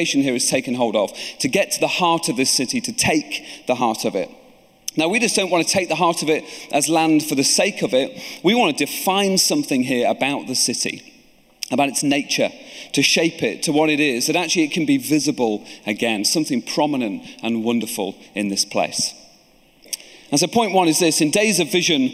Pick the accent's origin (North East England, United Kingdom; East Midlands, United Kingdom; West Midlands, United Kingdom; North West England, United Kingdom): East Midlands, United Kingdom; Lincoln; I'm from Lincoln.